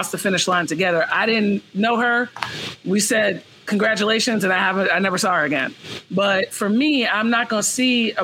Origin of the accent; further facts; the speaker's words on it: New York City, New York, United States; moved away as an adult; also born or lived in San Francisco Bay Area, California; I'm originally from Brooklyn, New York. I'm in Brooklyn right now. I would say I grew up in Brooklyn.